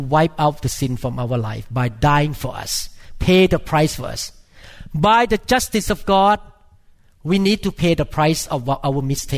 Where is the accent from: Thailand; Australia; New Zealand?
Thailand; moved away; I grew up in Thailand